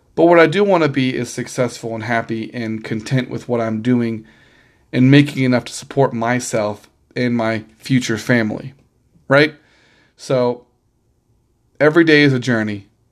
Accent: Missouri, United States; I was born in Missouri

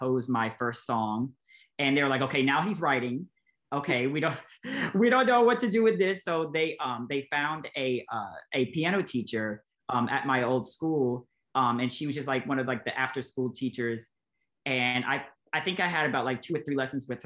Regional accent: Nashville, Tennessee, United States; Born and raised in Nashville

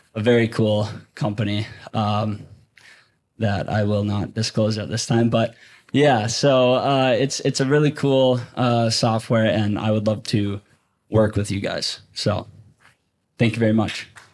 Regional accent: Minneapolis, Minnesota, United States; I come from Minneapolis

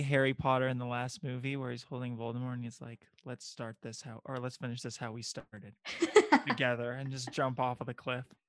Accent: Bulgaria; I'm from Bulgaria

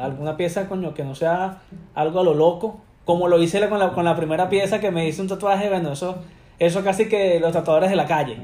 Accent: Caracas, Capital District, Venezuela; moved away as an adult; now in United States; soy de Venezuela, de Caracas. Este, llegué acá a los Estados Unidos hace casi seis años ya.

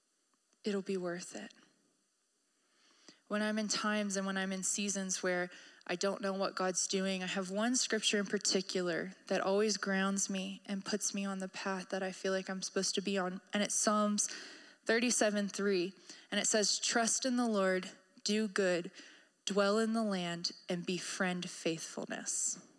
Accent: Maryland, United States; I came from Maryland. I came from the Chesapeake Bay. We have rivers everywhere.

